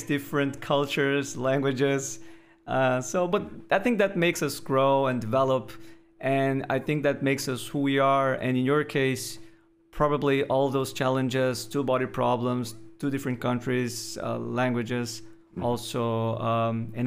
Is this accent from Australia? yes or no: no; Brazil; I was born in Brazil, sometimes I feel like a tourist in my own hometown